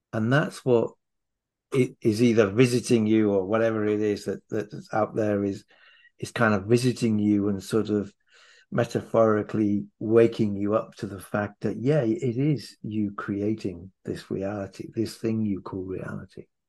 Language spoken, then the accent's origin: English; Wales, United Kingdom; now in London, United Kingdom; I'm Welsh